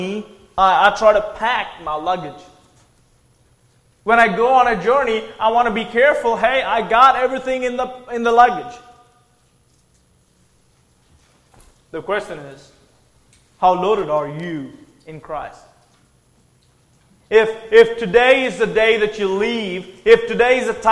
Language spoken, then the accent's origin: English; Andhra Pradesh, India; moved away as an adult; also born or lived in Tennessee, United States; Andhra Pradesh, the state I'm from